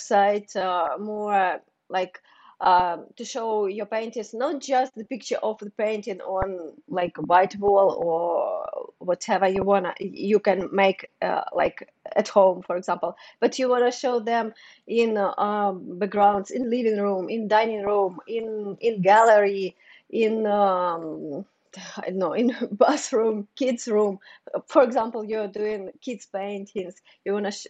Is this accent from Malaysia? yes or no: no; Ukraine; English is a second language; moved away as an adult; also born or lived in Kyiv; now in New York City, United States; I'm from Ukraine.